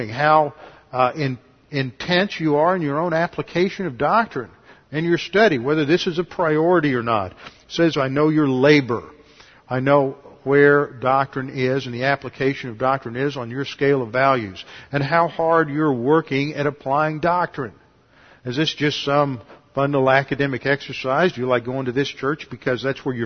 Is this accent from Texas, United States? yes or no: yes; Houston, Texas, United States; I grew up here in Houston